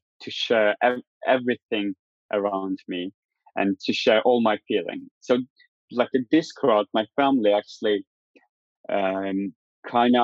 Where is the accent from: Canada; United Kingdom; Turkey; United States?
Turkey; born or raised there; moved away as an adult; also born or lived in Istanbul